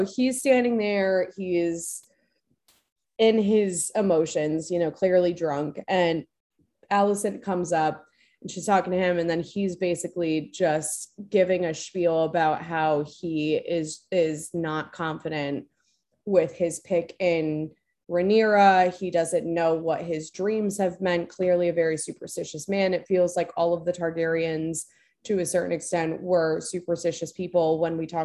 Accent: Florida, United States; I'm from Florida.

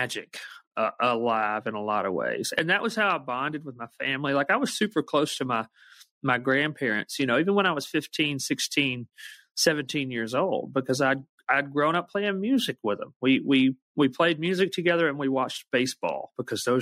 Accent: Alabama, United States; growing up in Alabama the way I did

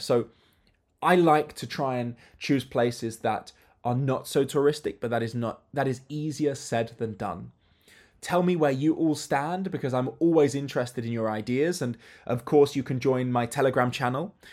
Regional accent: United Kingdom; as a child and as a teenager, I traveled with my family, but family holidays are different, especially as a British family

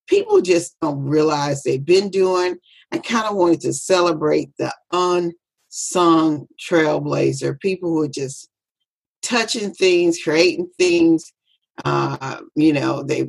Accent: Biloxi, Mississippi, United States; I'm from Biloxi, Mississippi

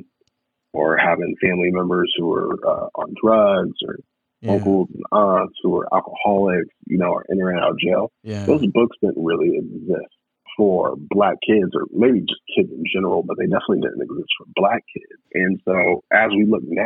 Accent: Des Moines, Iowa, United States; I grew up in Des Moines, Iowa, grew up off of 16th and Hickman in Des Moines

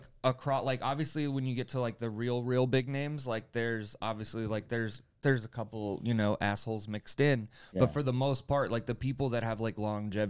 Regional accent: Florida, United States; I'm from Florida, started in Florida

